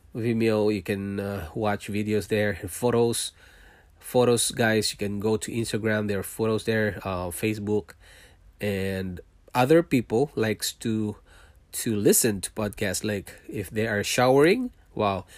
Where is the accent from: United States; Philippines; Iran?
Philippines; moved away as an adult; also born or lived in Singapore; now in Canada